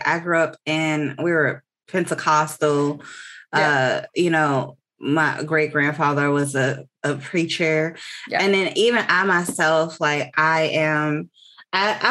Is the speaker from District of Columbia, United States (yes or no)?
yes; Washington, District of Columbia, United States; now in Texas, United States; I live in Texas. I'm not from Texas. I grew up in Washington, D.C.